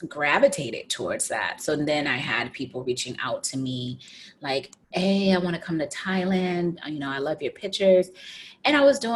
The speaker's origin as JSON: {"language": "English", "country": "United States", "moved": "yes", "said": "I'm an American"}